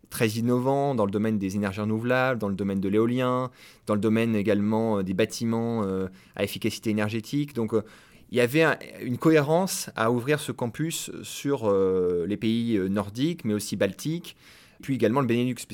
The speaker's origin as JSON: {"language": "French", "town": "Caen", "region": "Normandy", "country": "France", "tie": "born or raised there", "also_born_or_lived": "Lyon", "said": "Alors moi, je suis normand euh, d'origine, je suis originaire euh, de Caen."}